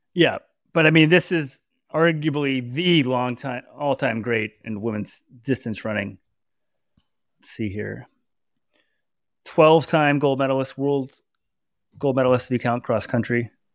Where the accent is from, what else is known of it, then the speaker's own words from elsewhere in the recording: Dallas, Texas, United States; I'm from Dallas